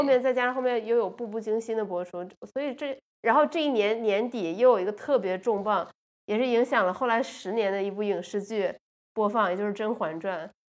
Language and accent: Chinese; Guangdong, China; 因为我是在广东长大的嘛